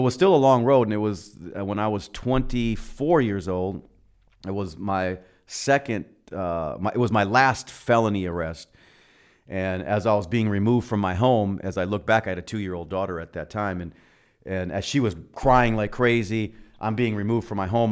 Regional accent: Milwaukee, Wisconsin, United States; now in Arizona, United States; born and raised in Milwaukee

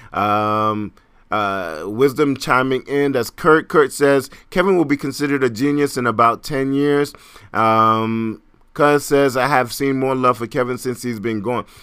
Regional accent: Trinidad & Tobago; also born or lived in Brooklyn, New York; now in New York City, United States; I am Caribbean, I'm from Trinidad.

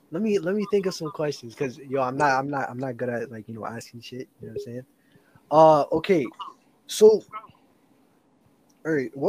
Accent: Toronto, Ontario, Canada; a lot of my fans say like I don't even sound like I'm from Toronto though.

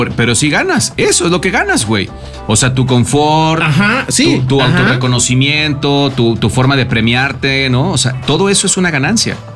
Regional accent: Mexico; se ajusta a un tema cultural como mexicanos

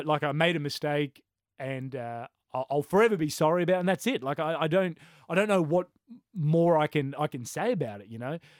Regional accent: Brisbane, Queensland, Australia; growing up in Brisbane

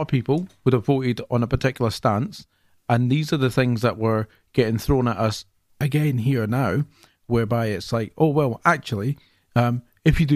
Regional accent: Scotland, United Kingdom; I'm from Scotland

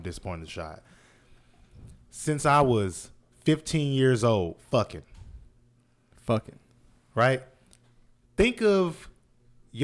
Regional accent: the South, United States; I'm from the South.

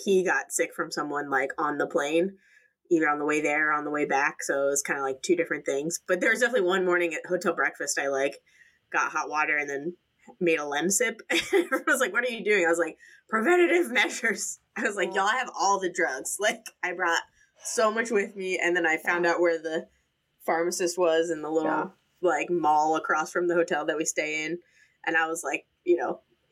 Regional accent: United States; I'm American.

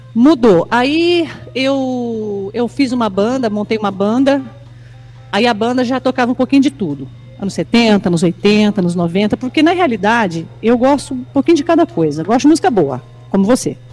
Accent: São Sebastião do Paraíso, Minas Gerais, Brazil; Eu sou mineira de São Sebastião do Paraíso.

